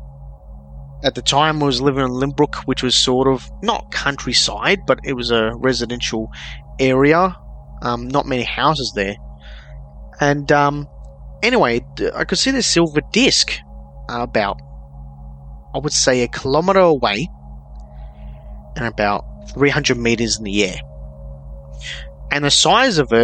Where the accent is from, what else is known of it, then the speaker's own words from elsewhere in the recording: Melbourne, Victoria, Australia; I'm from Melbourne, Australia, which is known for a couple of incidents that have happened here